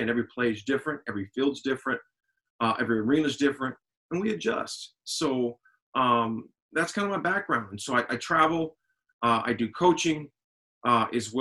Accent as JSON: {"language": "English", "town": "Lincoln", "region": "Nebraska", "country": "United States", "tie": "born or raised there", "said": "Born and raised in Lincoln, Nebraska. Went to high school here, college here"}